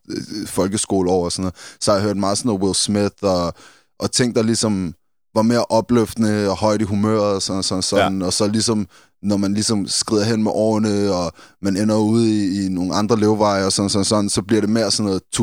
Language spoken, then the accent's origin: Danish; London, United Kingdom; Som også har influeret fordi vi er fra London, ikke?